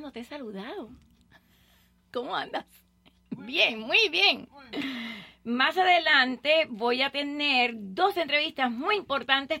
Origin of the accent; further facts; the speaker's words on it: Puerto Rico; also born or lived in Cuba; now in Miami, United States; yo me crié en Puerto Rico, me siento cubano o puertorriqueña de pequeñita estuve allá